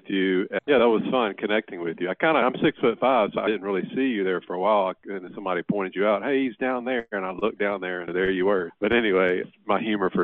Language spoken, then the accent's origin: English; Louisiana, United States; I'm from Louisiana